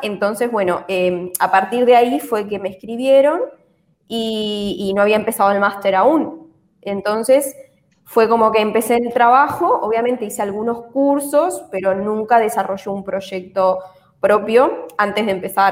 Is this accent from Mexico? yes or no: no; Uruguay; moved away as an adult; now in Spain; soy de Uruguay y estudié contabilidad en Uruguay